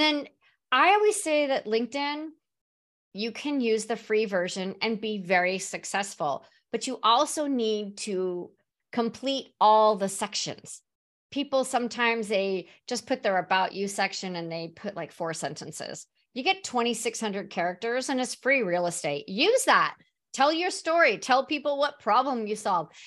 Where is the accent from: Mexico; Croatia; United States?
United States; San Diego, California; also born or lived in Mission Valley, San Diego / Serra Mesa, San Diego; now in Phoenix, United States; I'm originally from San Diego